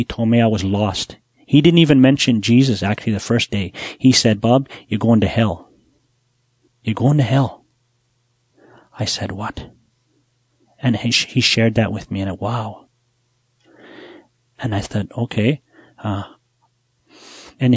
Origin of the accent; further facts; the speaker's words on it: Buffalo Narrows, Saskatchewan, Canada; I'm from Buffalo Narrows. I was born there. I grew up there